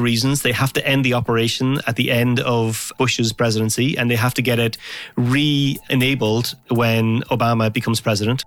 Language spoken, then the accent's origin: English; Ireland; now in Los Angeles, United States; I'm Irish, but I'm living in Los Angeles, so I would make a lot of calls home to Ireland